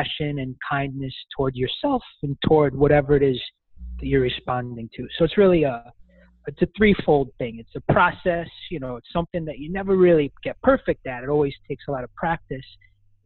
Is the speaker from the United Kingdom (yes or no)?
no; New York City, New York, United States; accent: Brooklyn; I hail from Brooklyn, New York, and I currently live there now